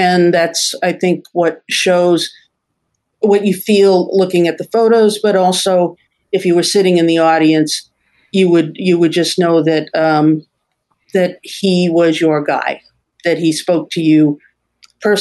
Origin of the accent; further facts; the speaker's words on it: Cleveland, Ohio, United States; I'm from Cleveland